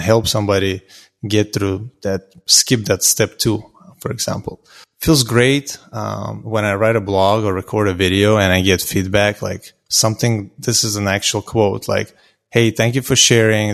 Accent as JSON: {"language": "English", "country": "Azerbaijan", "moved": "yes", "lives_now": "Houston, United States", "said": "I'm originally from Azerbaijan, um, but I lived in Houston, Texas now for close to seventeen years."}